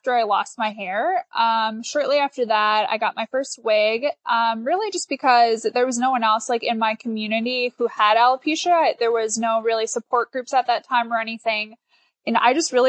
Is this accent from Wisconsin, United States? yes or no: yes; Milwaukee, Wisconsin, United States; I grew up right outside of Milwaukee, Wisconsin